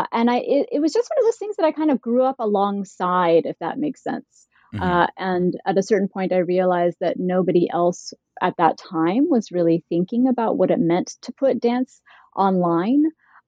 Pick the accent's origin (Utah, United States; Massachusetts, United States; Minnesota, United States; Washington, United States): Utah, United States; also born or lived in Idaho; I grew up in Utah and Idaho, and I grew up within a very conservative faith community.